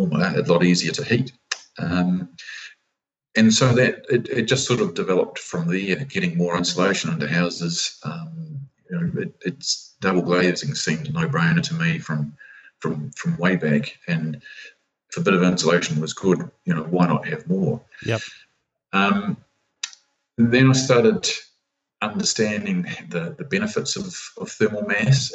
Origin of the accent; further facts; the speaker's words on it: Christchurch, Canterbury, New Zealand; I was born and raised in Christchurch